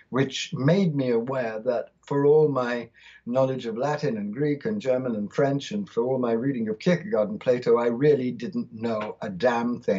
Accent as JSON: {"language": "English", "country": "India", "tie": "born there", "said": "I was born in India in 1952, and I was born of British parents, but my father had Indian blood."}